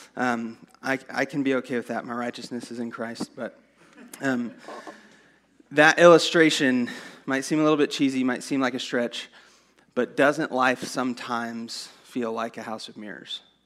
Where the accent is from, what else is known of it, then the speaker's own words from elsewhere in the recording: San Angelo, Texas, United States; I grew up in San Angelo.